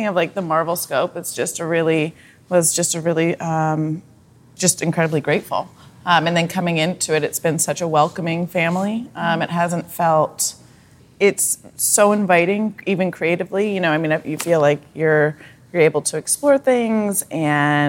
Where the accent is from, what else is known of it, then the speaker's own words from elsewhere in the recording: Vermont, United States; also born or lived in Nashville, Tennessee / Colorado / New Hampshire; grew up in Vermont, and then in Colorado, and then back to Vermont, technically New Hampshire